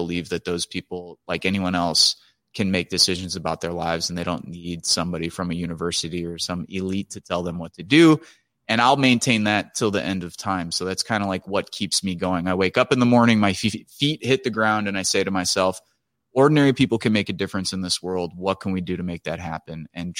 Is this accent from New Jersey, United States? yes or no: no; Chicago, Illinois, United States; I come from a big Italian family, and we're from Chicago